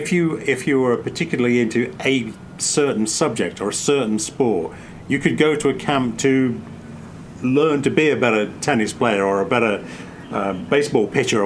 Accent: England, United Kingdom; now in United States; My memory of TV growing up in England as a kid, it was never as...

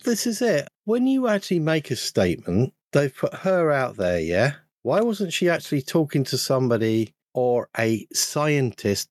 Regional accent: London, United Kingdom; when I was growing up in London for a period of time, I was in uh, a rather large borough called Wandsworth

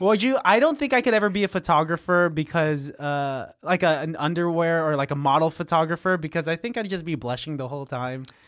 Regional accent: Pittsburg, California, United States; moved away; also born or lived in Antioch, California; I'm from, like, the nine two five Pittsburgh

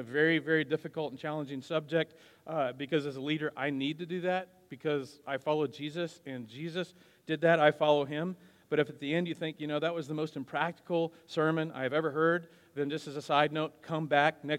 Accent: Wichita, Kansas, United States; also born or lived in Wisconsin; My parents divorced when I was 8, after which my dad and I moved from Wisconsin to Wichita. I was in the middle of the 4th grade

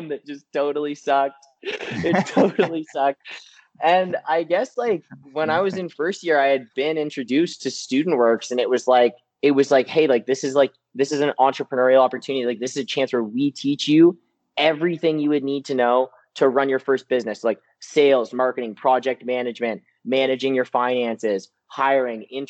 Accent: Peterborough, Ontario, Canada; now in London, Canada; I'm from Peterborough, and basically grew up there my whole entire life.

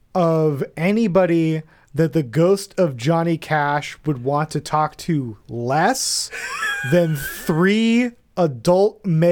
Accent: Florida, United States; I grew up in Florida and it's gross.

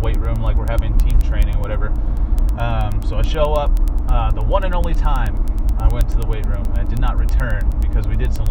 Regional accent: Maine, United States; also born or lived in Seattle, Washington; I was born out west in Seattle, but I've lived most of my life in Maine

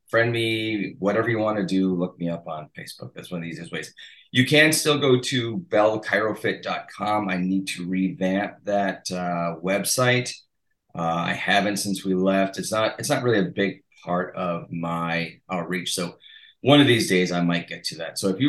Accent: Massachusetts, United States; My hometown is literally it used to be incorporated into Rhode Island. So there's a big fight over.

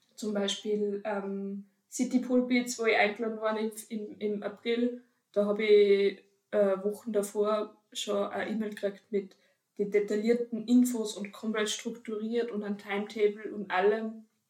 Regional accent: Upper Austria, Austria; now in Vienna, Austria; ich komme ursprünglich aus Oberösterreich und jetzt in Wien

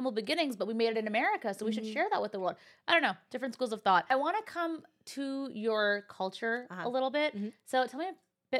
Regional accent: Bay Area, California, United States; I came from the Bay Area, okay?

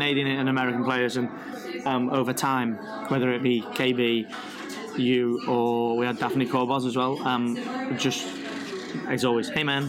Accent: England, United Kingdom

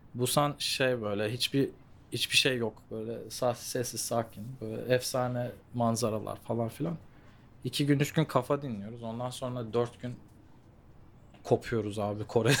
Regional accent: Los Angeles, California, United States; moved away as an adult; also born or lived in Santa Monica / Melbourne, Australia; now in South Korea; ben doğma büyüme şeyden geliyorum bu arada. Los Angeles'tan geliyorum

